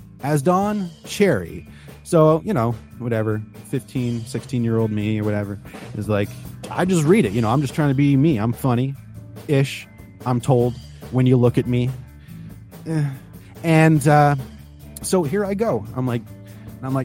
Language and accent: English; Ontario, Canada; moved away; also born or lived in Chicago; Because I am Canadian. I grew up in Canada. I grew up in Ontario-ish and made my way to Chicago-ish.